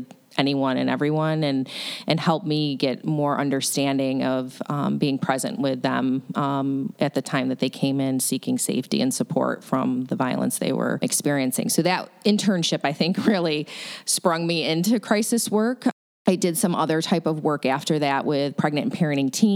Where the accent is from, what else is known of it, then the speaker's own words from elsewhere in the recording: Syracuse, New York, United States; now in Buffalo, United States; my father was actually a local politician where I grew up in Syracuse, New York